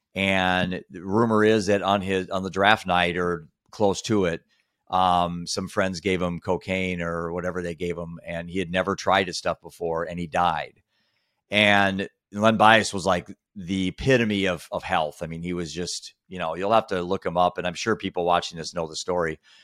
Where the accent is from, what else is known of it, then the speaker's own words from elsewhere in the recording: Iowa, United States; I was just a bored kid in the middle of Iowa